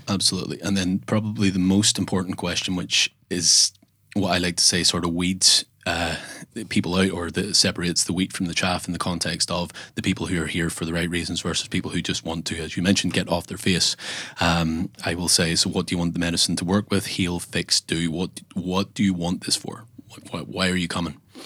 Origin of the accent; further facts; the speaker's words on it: Northern Ireland, United Kingdom; I am from Northern Ireland